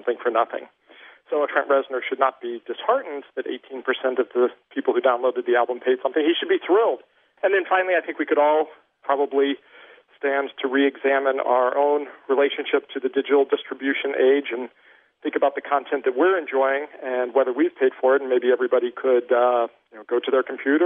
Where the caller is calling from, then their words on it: Granville, Ohio, United States; I'm calling from Granville, Ohio